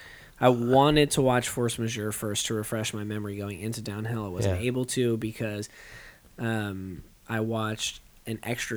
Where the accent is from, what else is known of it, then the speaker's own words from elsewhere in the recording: Corpus Christi, Texas, United States; I grew up in Corpus.